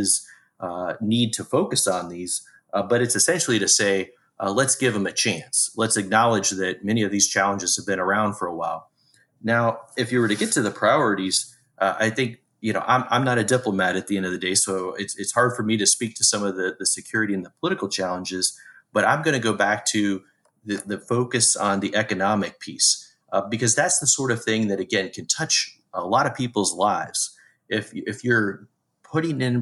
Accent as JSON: {"language": "English", "region": "Indiana", "country": "United States", "tie": "born or raised there", "said": "I grew up in the Midwest here in the United States, in Indiana specifically"}